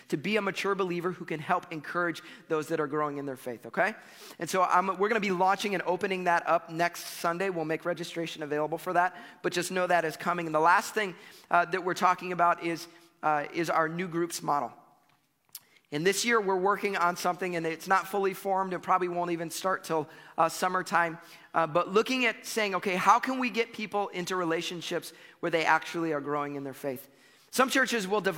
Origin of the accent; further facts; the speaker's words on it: United States; as American Christians